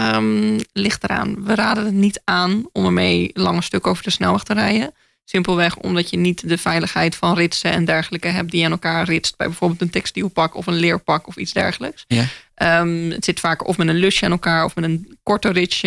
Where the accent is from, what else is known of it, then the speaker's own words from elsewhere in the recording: Groningen, Netherlands; moved away; ik ben opgegroeid in Groningen